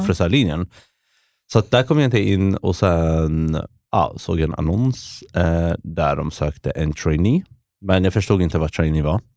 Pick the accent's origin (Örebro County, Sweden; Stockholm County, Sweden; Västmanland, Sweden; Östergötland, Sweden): Västmanland, Sweden; Västerås; moved away as an adult; now in Lisbon, Portugal; jag växte upp i Västerås